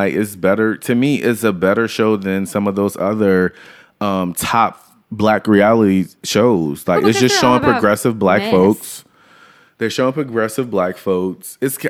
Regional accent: Louisiana, United States; I appreciate New Orleans. I'm from Louisiana, and I love it.

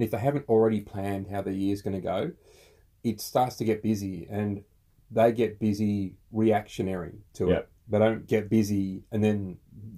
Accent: Australia

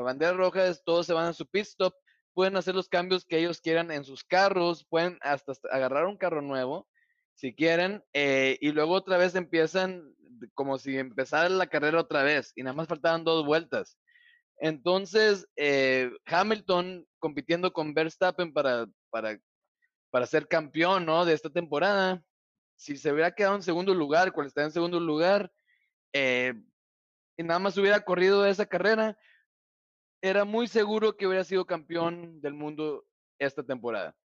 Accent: Mexico; como un mexicano

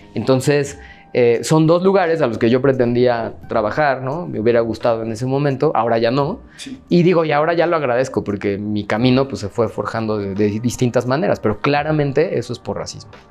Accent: Mexico; yo soy de aquí. O sea, yo no, no, no, no he migrado a ningún lado y no tiene nada malo migrar, pues, pero me refiero a que mi familia es de aquí, yo nací aquí

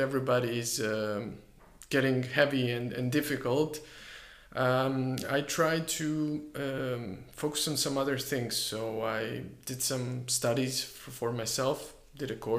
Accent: Split, Split-Dalmatia County, Croatia; moved away; also born or lived in Bergamo, Italy / Istanbul, Turkey; my hometown

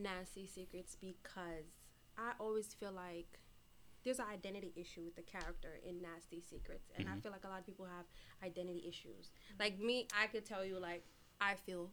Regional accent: Jamaica; moved away; I was born here, but I was raised in Jamaica for 11 years.

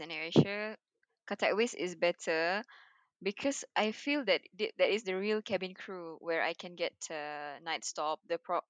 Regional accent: Sarawak, Malaysia; I'm from Sarawak

